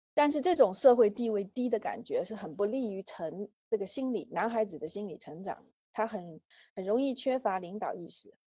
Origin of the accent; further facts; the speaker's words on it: China; 我们都是中国人